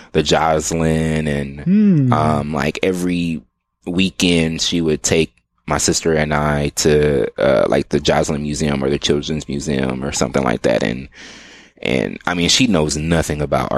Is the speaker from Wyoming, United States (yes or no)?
no; Omaha, Nebraska, United States; now in Austin, United States; growing up in Omaha